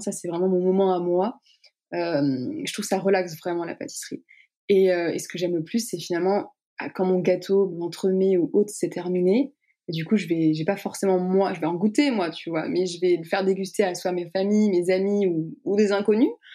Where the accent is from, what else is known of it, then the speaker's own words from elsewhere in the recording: Strasbourg, Grand Est, France; moi je viens pas de Paris, donc tout se faisait à Paris. donc moi je viens de Strasbourg